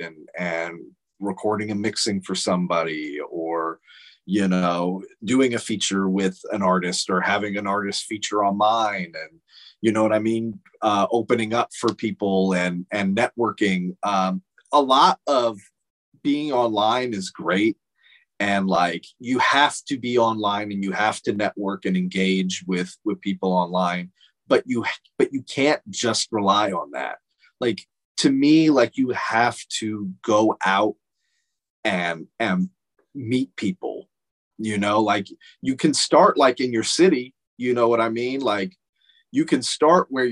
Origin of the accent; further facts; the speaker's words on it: Phoenix, Arizona, United States; I'm from Phoenix